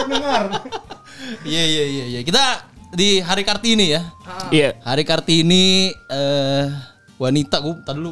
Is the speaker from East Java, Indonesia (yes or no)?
yes; Malang, East Java, Indonesia; Malang aku